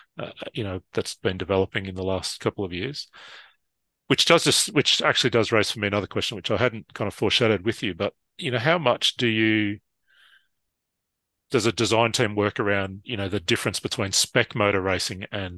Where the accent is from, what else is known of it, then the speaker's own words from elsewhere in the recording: Australia; somewhere like Australia, where, you know, we could spend 20 hours in the car to get from, you know, my hometown to a race in Melbourne